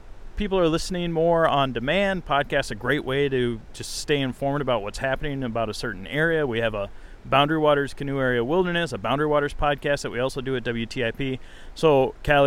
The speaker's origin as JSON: {"language": "English", "region": "Iowa", "country": "United States", "tie": "born or raised there", "also_born_or_lived": "Montana", "moved": "as an adult", "lives_now": "Grand Marais, United States", "said": "I grew up in Iowa, lived out west for a while"}